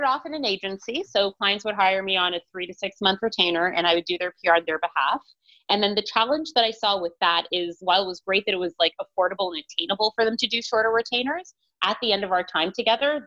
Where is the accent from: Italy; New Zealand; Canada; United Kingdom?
Canada; Toronto, Ontario; I'm from Toronto, Ontario